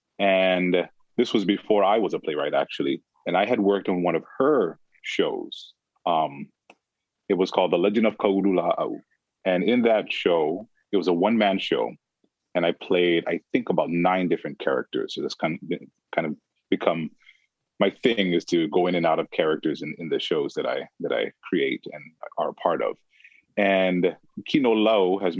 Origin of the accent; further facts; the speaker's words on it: Maui, Hawaii, United States; originally from the island of Maui.